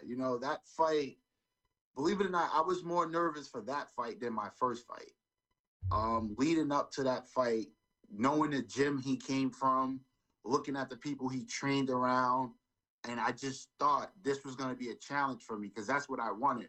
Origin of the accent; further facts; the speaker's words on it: New York City, New York, United States; now in Springfield, United States; I'm originally from New York, Brooklyn, New York. But I live in Springfield now